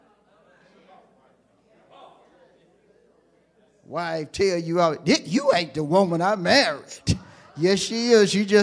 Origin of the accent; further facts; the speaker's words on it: Hewlett, United States; I'm from Hewlett